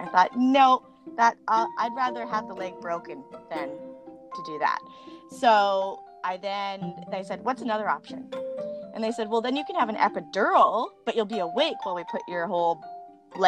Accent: Langley, British Columbia, Canada; born or raised there

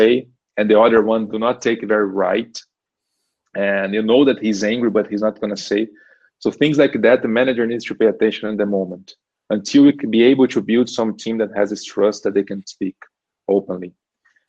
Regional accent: Brazil; first language Portuguese; English is a second language; moved away as an adult; now in Germany; when I come from Brazil

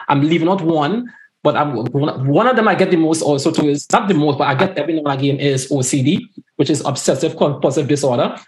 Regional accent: Tobago, Trinidad & Tobago; growing up in Tobago too

